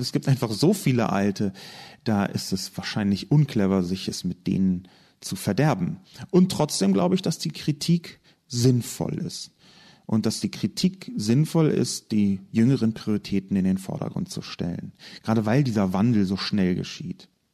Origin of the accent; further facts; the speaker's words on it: Berlin, Germany; Ich komme aus Berlin, bin in Westberlin aufgewachsen, der halben Stadt, die es nicht mehr gibt.